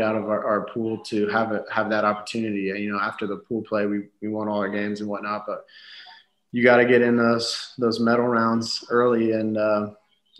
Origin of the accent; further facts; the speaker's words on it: United States; as Americans in a different country that doesn't speak our language